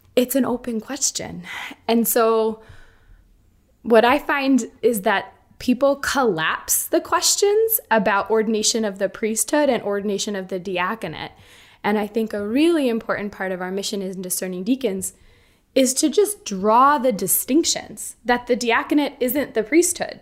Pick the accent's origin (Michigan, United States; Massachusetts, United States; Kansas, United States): Massachusetts, United States; Boston; I grew up, um, I grew up in Boston